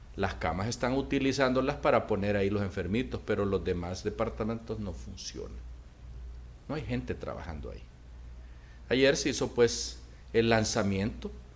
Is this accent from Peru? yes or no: no; Honduras; nosotros los hondureños